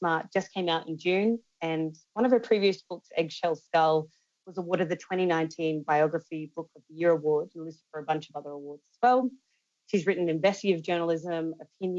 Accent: Australia; growing up in Australia

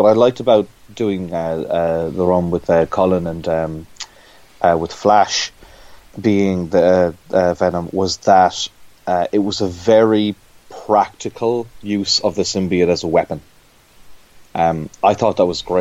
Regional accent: Ireland; growing up in Ireland

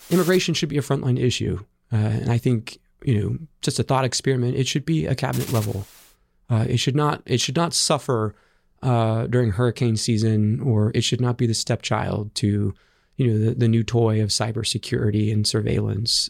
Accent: Central Valley of California, United States; I grew up in the Central Valley of California.

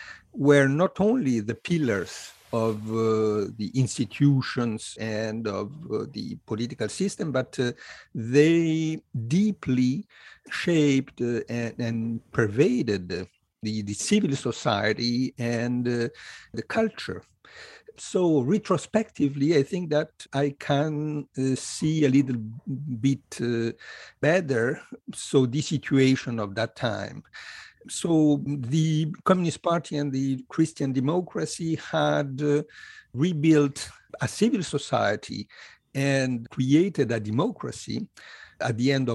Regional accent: Italy; I was born in Italy in 1957, and I grew up in a country which was politically dominated by the so-called two churches

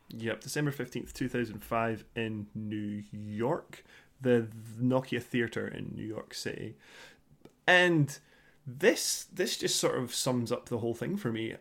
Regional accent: Scotland, United Kingdom; being Scottish

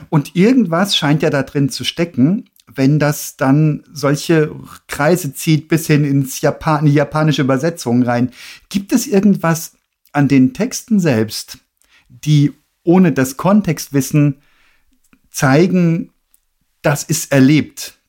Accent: Freiburg im Breisgau, Baden-Württemberg, Germany; Ich bin in der Nähe aufgewachsen, ne, also in Freiburg im Breisgau

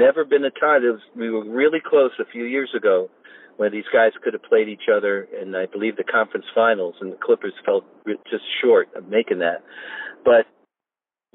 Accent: New York, United States; now in Los Angeles, United States; I'm a huge, longtime hockey fan growing up in New York

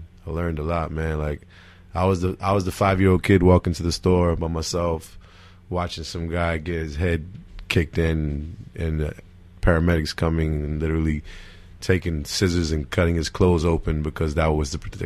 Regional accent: Newark, New Jersey, United States; also born or lived in Irvington, New Jersey; I was born in Newark, in the Weakway section of Newark, which is borderline Irvington

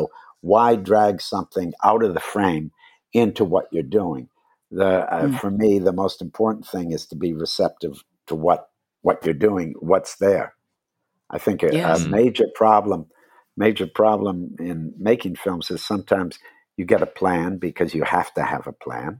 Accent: Wisconsin, United States; moved away; I grew up in Wisconsin.

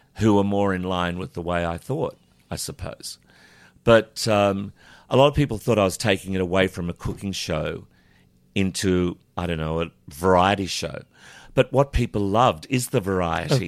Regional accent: Charleville, Queensland, Australia; I was born in Charlerville

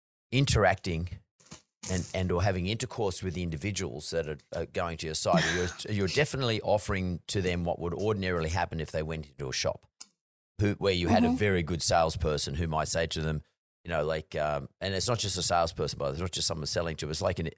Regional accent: Australia; I think being Aussie sort of helps a little bit, to be honest with you, with the Australian market at least.

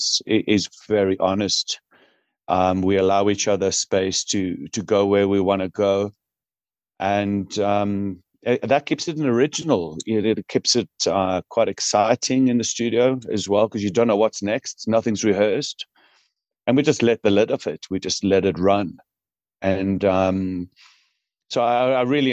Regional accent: Newcastle upon Tyne, North East England, United Kingdom; now in South Africa; I'm originally from Newcastle upon Tyne

